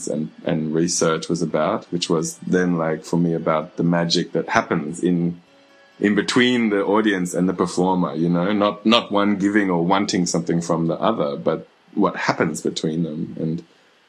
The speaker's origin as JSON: {"language": "English", "town": "Mackay", "region": "Queensland", "country": "Australia", "tie": "born or raised there", "said": "I grew up in Mackay in Queensland"}